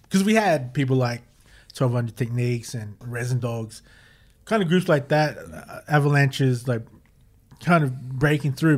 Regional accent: Queanbeyan, New South Wales, Australia; born or raised there

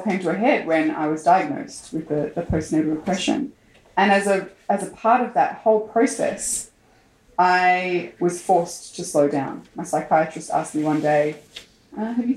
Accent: Austin, Texas, United States; moved away as an adult; also born or lived in Turkey; I grew up in Austin

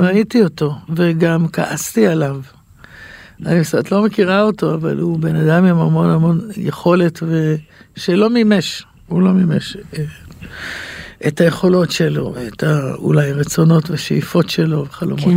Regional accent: Yehud, Central District, Israel; גדלתי ביהוד, בשכונה, בבית ערבי

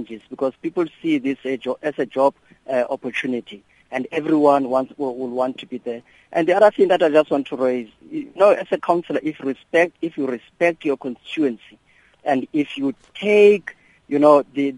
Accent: Welkom, Free State, South Africa; you know, I'm from Velkom, Machabi municipality.

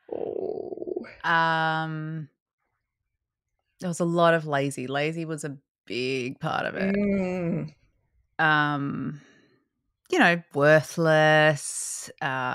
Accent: Australia; moved away; I'm from Australia

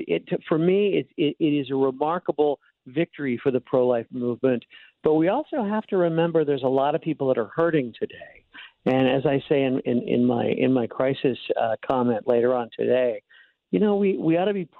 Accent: St. Charles, Missouri, United States; moved away; growing up in St. Charles

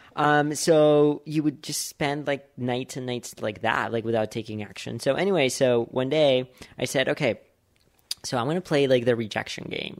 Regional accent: Bogotá, Colombia; moved away; I grew up in Bogota

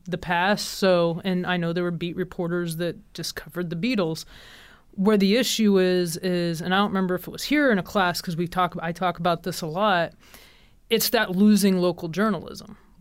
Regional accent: Kansas City, United States; I'm from Kansas City area

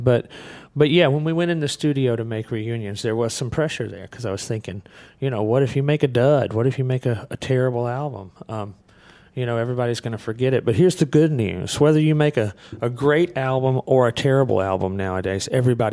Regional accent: Muscle Shoals, Alabama, United States; I grew up in Muscle Shoals, Alabama, just outside of Muscle Shoals, Alabama

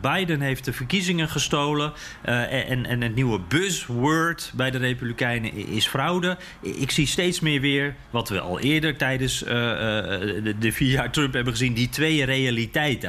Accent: Netherlands; als Nederlander

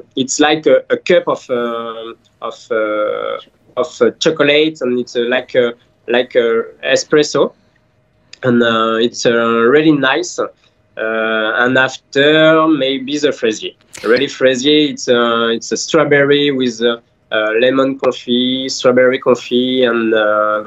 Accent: France; English is a second language; moved away as an adult; also born or lived in Paris; now in Dubai, United Arab Emirates; I'm from France.

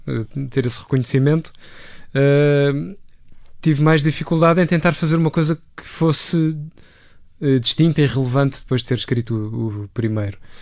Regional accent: Lisbon, Portugal; Eu cresci em Benfica

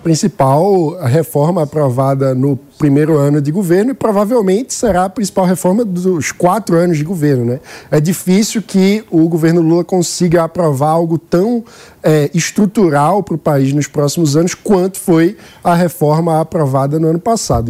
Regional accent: Pernambuco, Brazil; como pernambucano

